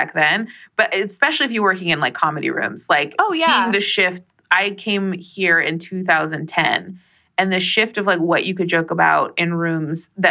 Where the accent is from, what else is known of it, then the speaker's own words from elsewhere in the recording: United States; also born or lived in New Mexico; I am Mexican American and a member of the Navajo Nation